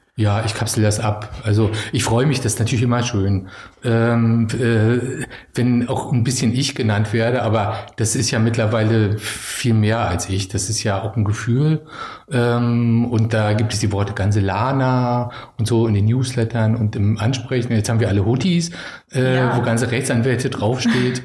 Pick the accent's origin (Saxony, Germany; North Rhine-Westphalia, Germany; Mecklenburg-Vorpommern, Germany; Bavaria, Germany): Mecklenburg-Vorpommern, Germany; Schwerin; moved away as an adult; also born or lived in Berlin; ich bin in Schwerin groß geworden